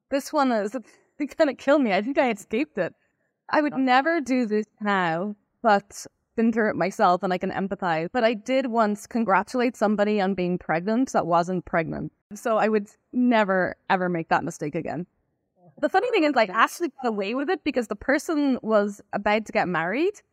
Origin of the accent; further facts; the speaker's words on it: Ireland; moved away as an adult; now in United States; I'm originally from Ireland, and that's where I began my cybersecurity career in a company called Symantec. Um, at some point, I moved about 11 years ago now. I think I moved in, to the US to become a product manager.